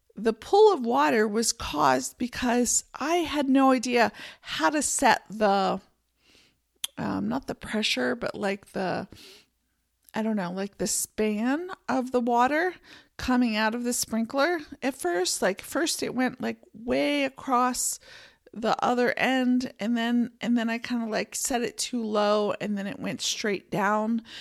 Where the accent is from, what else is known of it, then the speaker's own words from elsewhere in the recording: Pennsylvania, United States; also born or lived in San Francisco Bay Area, California; now in Montana, United States; I grew up in Pennsylvania